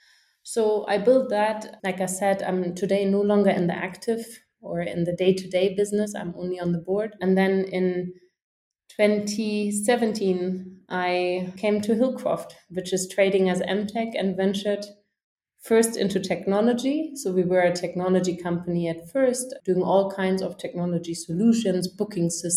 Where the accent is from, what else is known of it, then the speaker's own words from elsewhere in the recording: a small town in the north of Germany, about 100 km north of Hamburg, Schleswig-Holstein, Germany; moved away as an adult; also born or lived in Dublin / Africa; I grew up in a small town in the north of Germany, just about 100 kilometers north of Hamburg